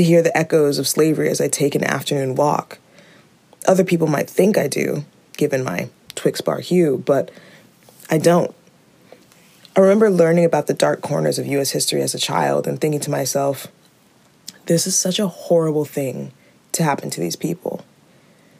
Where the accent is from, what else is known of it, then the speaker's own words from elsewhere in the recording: California, United States; moved away as an adult; also born or lived in Denmark; now in Copenhagen, Denmark; I'm from California, but my father is from Kenya